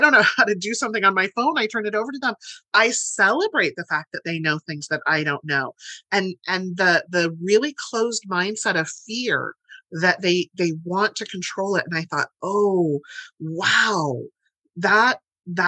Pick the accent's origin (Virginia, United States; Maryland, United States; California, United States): California, United States; Central Valley; I come from the Central Valley